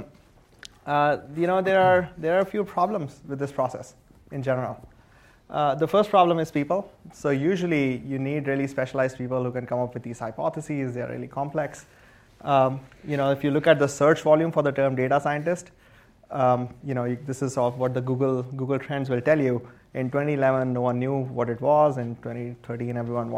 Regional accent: India; moved away as an adult; now in United States; I grew up in India, and I was an electrical engineer there

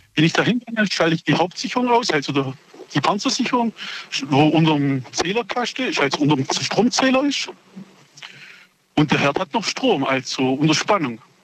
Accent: Oberndorf, Germany; ich bin hier in Oberndorf geboren

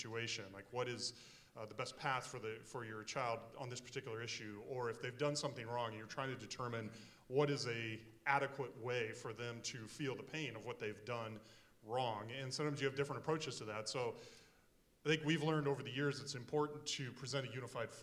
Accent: Lincoln, Nebraska, United States; we are both from Lincoln, Nebraska

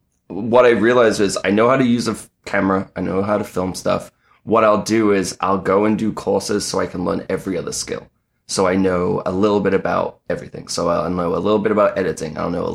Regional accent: North West England, United Kingdom; Yeah, I went like Manchester, Bolton area. So I'm from I'm from the Northwest.

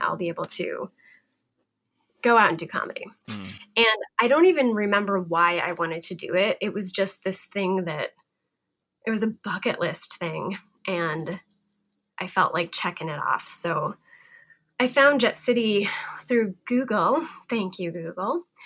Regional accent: Montana, United States; I'm from Montana

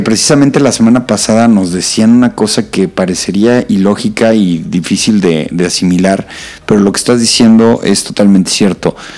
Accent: Mexico

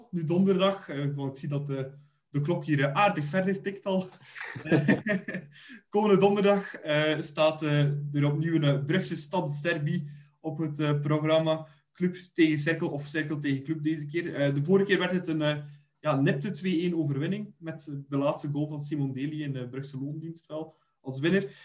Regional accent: Bruges, Flanders, Belgium; ik ben van Brugge

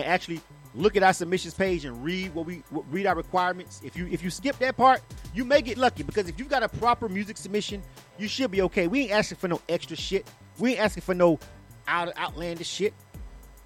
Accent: Panama City, Florida, United States; I'm from the 850. I'm from Panama City

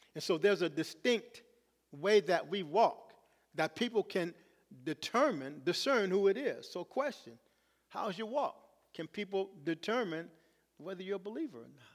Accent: Los Angeles, California, United States; I'm from Los Angeles

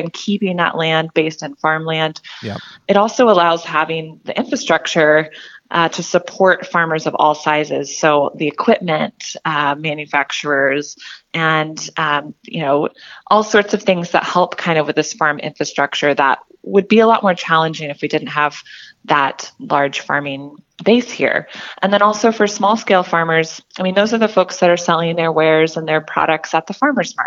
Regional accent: Fort Worth, Texas, United States; moved away as an adult; now in Whatcom County, United States; I grew up in Fort Worth, Texas

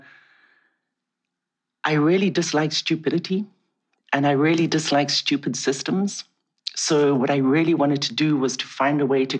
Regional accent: South Africa; when I was a kid, I grew up in South Africa

